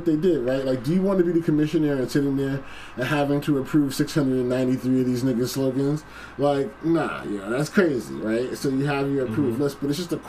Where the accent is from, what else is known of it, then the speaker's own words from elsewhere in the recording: Boston, Massachusetts, United States; I'm from Boston